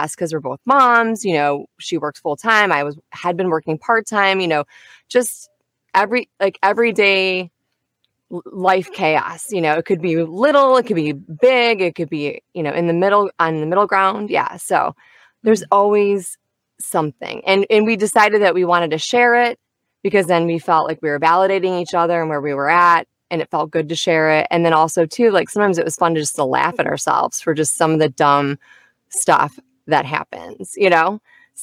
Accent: Michigan, United States; moved away as an adult; my family and I, we are originally from Midwest. So we're from Michigan. And we moved down here

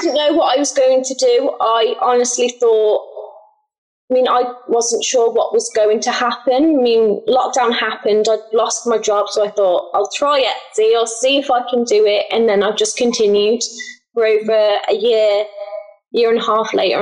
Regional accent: England, United Kingdom; I'm from England

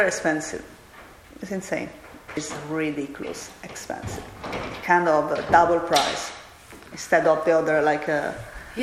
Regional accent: Catania, Sicily, Italy; moved away as an adult; now in Australia; I'm from Catania

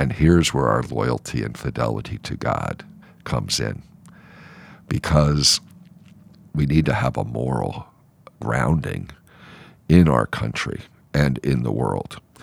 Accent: United States; proud to be an American

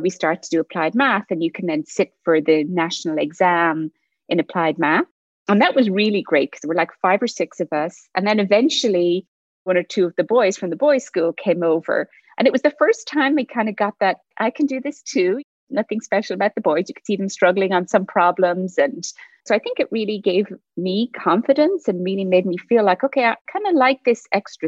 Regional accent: Kilkenny, Leinster, Ireland; moved away; I grew up in Ireland in a small village outside a small town. The town's called Kilkenny

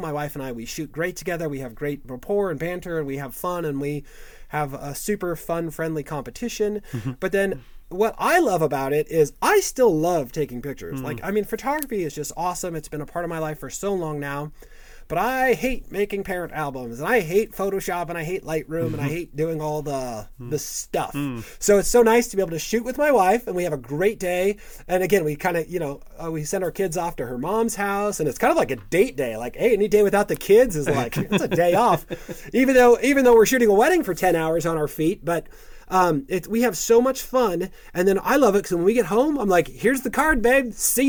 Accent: California, United States; now in St. Louis, United States; when I moved to St. Louis and a few years ago, like, you know, I came from Southern California, which is a big market.

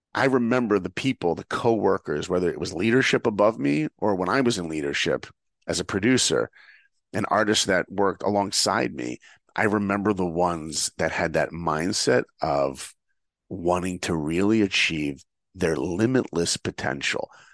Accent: New York, United States; I grew up in New York

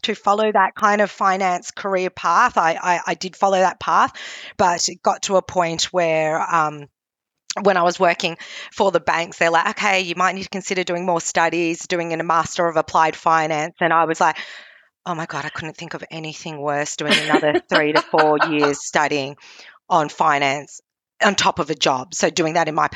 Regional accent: Australia; I'm Australian, but my heritage is Cantonese. My parents migrated from Hong Kong

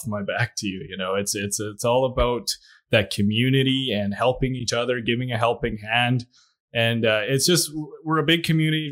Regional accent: Williams Lake, British Columbia, Canada; moved away; also born or lived in Lac La Biche, Alberta; I was born in Williams Lake, BC.

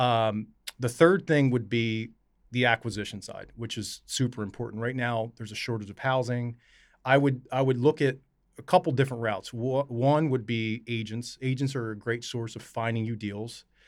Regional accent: Camden, New Jersey, United States; my mom was born and raised in Camden. I was born in Camden

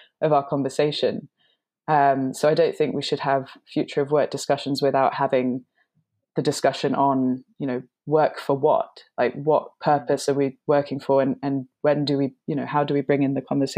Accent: London, United Kingdom; I'm half English and half Hungarian. So my dad is English and my mum is Hungarian. And ever since I was tiny, we would spend summer holidays in Hungary. So I was living in London

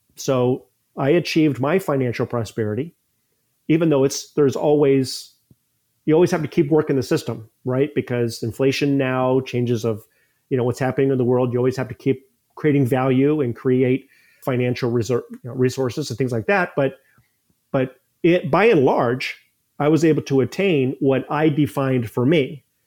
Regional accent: Ohio, United States; moved away as an adult; also born or lived in Columbus, Ohio; now in St. Petersburg, United States; I moved to Saint Pete about twenty years ago, but I grew up in Ohio

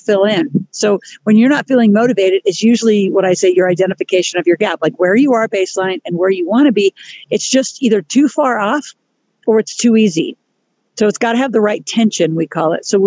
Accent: Nebraska, United States; moved away; I grew up in Nebraska, lovely place

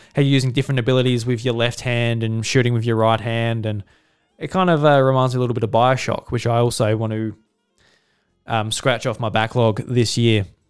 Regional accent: Australia; being an Australian

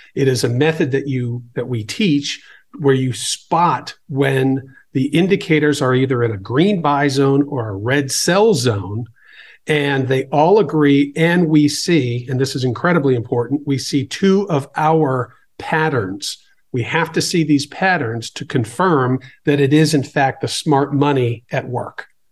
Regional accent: Boston, Massachusetts, United States; I grew up in the Boston area

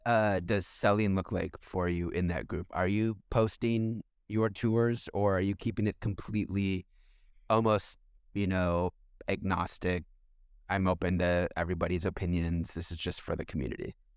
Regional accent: United States; I'm an American

